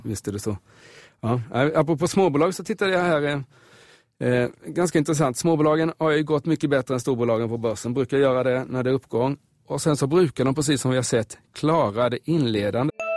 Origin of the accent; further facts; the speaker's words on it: Småland, Sweden; moved away; mina hemtrakter där i Småland